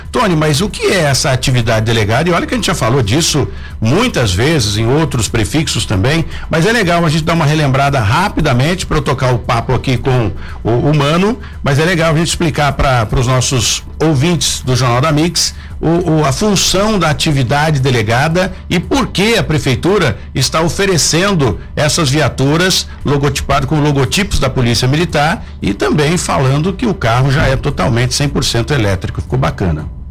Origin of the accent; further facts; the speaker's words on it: São José dos Campos, São Paulo, Brazil; sou joseense, nascido e criado aqui em São José